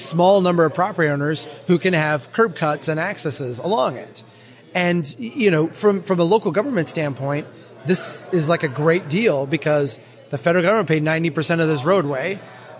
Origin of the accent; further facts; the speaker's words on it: Minnesota, United States; my home state of Minnesota